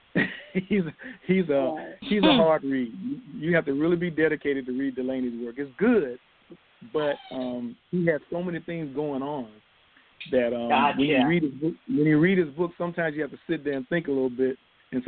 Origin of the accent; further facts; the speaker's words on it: Columbus, Georgia, United States; I grew up in Columbus, Georgia, small city, you know, living in the suburbs, military family